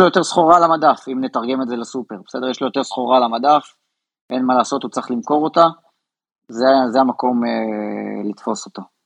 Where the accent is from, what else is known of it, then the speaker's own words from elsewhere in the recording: Israel; אנחנו ישראלים